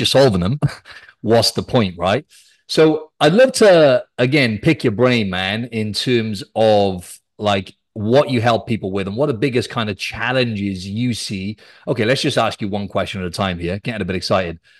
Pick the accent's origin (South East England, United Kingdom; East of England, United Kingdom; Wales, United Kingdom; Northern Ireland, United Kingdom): Wales, United Kingdom; Cardiff; I'm from Wales, South Wales. I'm from the capital Cardiff